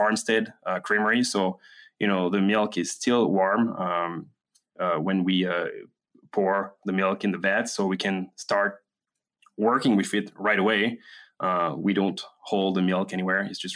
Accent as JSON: {"language": "English", "country": "France", "moved": "yes", "lives_now": "Wisconsin, United States"}